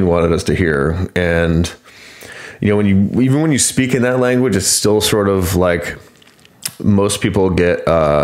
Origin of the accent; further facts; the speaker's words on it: United States; I grew up in the United States or because I was born here